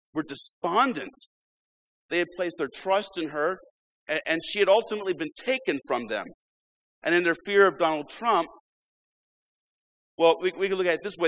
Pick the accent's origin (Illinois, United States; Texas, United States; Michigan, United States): Illinois, United States; When I was growing up in Illinois